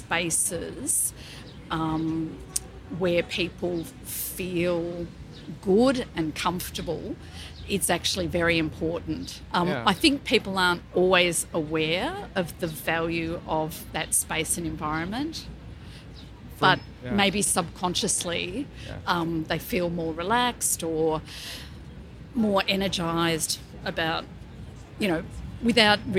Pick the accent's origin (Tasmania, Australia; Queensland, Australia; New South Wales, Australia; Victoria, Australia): Victoria, Australia; Melbourne; I'm from Melbourne, Australia.